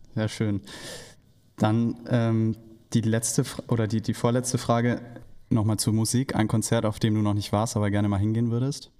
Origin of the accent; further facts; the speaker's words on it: Heidenheim, Baden-Württemberg, Germany; ich komme nämlich aus Heidenheim